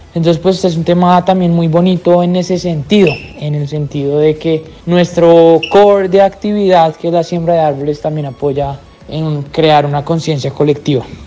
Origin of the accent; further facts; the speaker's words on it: Colombia; nosotros como colombianos